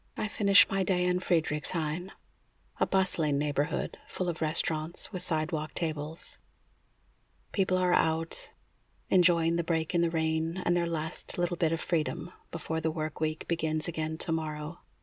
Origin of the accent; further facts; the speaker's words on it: United States; As an American who loves to travel